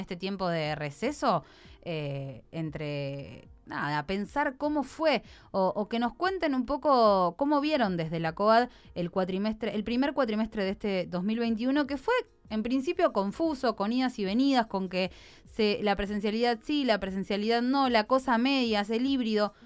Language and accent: Spanish; Santa Fe, Argentina; Nosotros dentro de la provincia de Santa Fe somos un poco pampeanos, somos un poco rioplatenses y somos un poco litoraleños, que es lo lindo de nuestra provincia